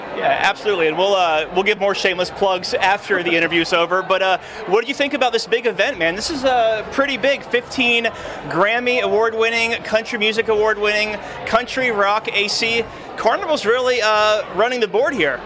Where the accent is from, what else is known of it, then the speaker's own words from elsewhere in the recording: Florida, United States; I'm from Florida